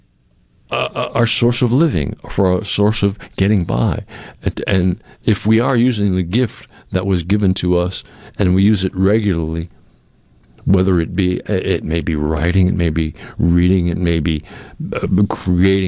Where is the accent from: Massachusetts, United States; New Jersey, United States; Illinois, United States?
Massachusetts, United States; Cape Cod; moved away; I grew up in Massachusetts on Cape Cod in a house that was being built in 1878